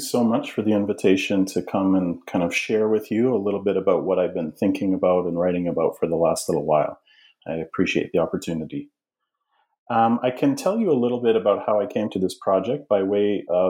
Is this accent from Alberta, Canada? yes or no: yes; Alberta, Canada; now in United States; but I'm originally from Canada. I'm from a very small community in the central part of the province of Alberta in Western Canada.